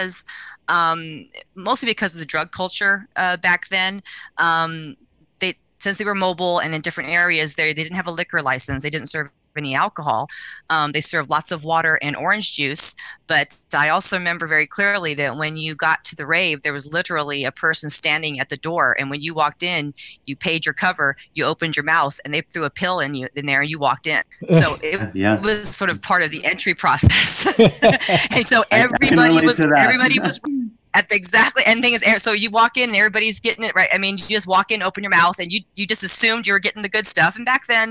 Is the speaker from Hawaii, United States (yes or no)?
no; Las Vegas, Nevada, United States; I grew up in Las Vegas back in the about 1989, 1990